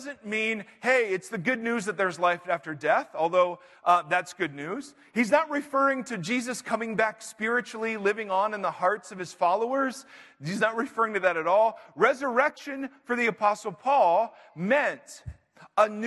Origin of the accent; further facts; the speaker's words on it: Ohio, United States; now in California, United States; I grew up in Ohio